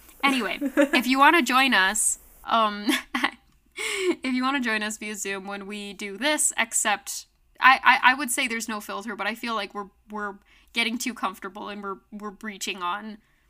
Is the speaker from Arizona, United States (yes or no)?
yes; Arizona, United States; now in Colorado, United States; I'm from Arizona where we didn't have daylight savings, and now we're in Colorado where we do have daylight savings